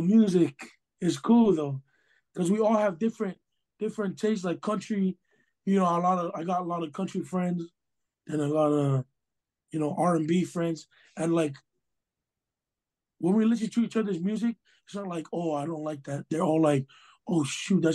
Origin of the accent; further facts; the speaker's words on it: Hawaii, United States; I'm Hawaiian at heart, you know, grew up, born and raised Hawaii